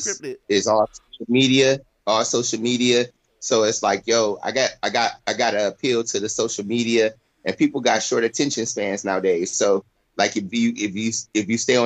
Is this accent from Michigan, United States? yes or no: yes; Flint, Michigan, United States; now in Florida, United States; I'm from Flint, Michigan